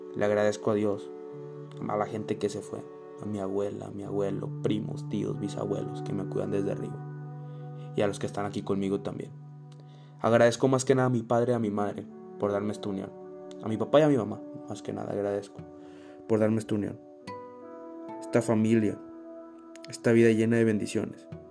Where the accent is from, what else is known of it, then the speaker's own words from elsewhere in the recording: Navolato, Sinaloa, Mexico; now in Irapuato, Mexico; Cada que vengo a Nabolato es para aprender cosas nuevas, para ver una posible realidad si nos hubiéramos quedado a vivir ahí. Veo mi casa